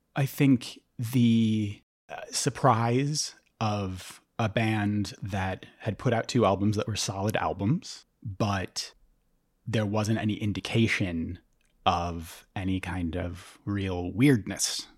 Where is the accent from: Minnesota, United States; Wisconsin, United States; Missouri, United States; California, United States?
Minnesota, United States; St. Paul; I grew up in St. Paul and I used to work at First Avenue